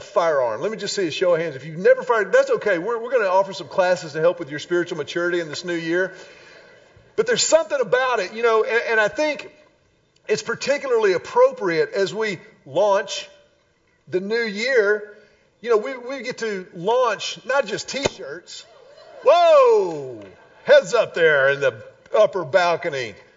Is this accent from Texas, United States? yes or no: yes; Houston, Texas, United States; when I was a wee little lad growing up in Houston